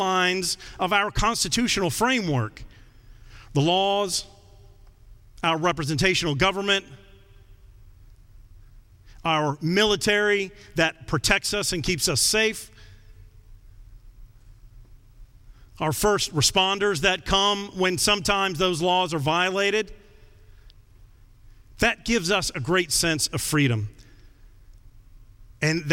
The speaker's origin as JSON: {"language": "English", "country": "United States", "said": "I'm an American"}